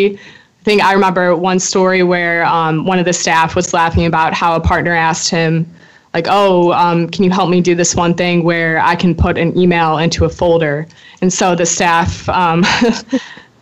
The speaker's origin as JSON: {"language": "English", "town": "Chicago", "region": "Illinois", "country": "United States", "moved": "yes", "said": "I'm a senior from Chicago, Illinois"}